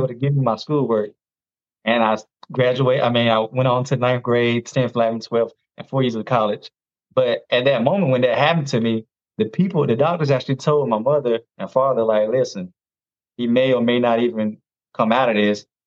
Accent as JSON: {"language": "English", "region": "North Carolina", "country": "United States", "tie": "born or raised there", "said": "I'm from North Carolina. Uh, 41. I'm a dad of one. He's 18 now. Um, I've never been married unfortunately. But you know, life happens. Um, and I grew up in a small town. I actually still live here"}